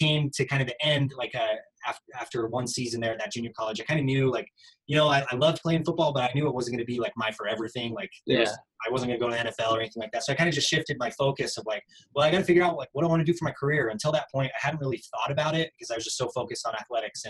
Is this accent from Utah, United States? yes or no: yes; Utah, United States; also born or lived in St. George, Utah; I'm from Utah, a tiny little town I grew up